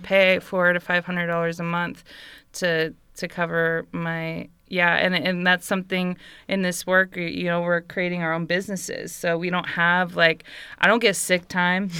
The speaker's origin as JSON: {"language": "English", "area": "Bay Area", "region": "California", "country": "United States", "tie": "born or raised there", "moved": "as an adult", "said": "I grew up in the Bay Area, like in California, in America, the U S"}